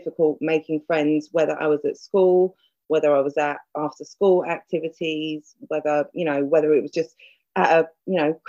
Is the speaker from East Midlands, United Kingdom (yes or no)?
no; London, United Kingdom; I grew up in Hackney, East London